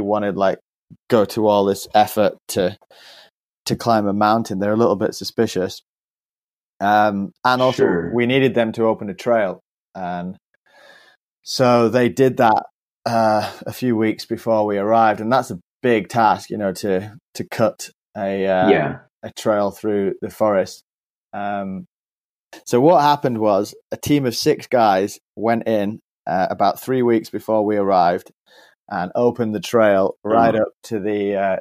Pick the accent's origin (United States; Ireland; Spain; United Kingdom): United Kingdom; me as a Brit